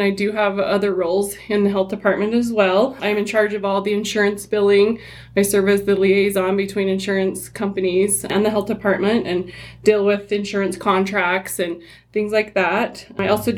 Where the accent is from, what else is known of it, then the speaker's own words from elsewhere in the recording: Henefer, Utah, United States; I grew up in Hennifer and I was raised there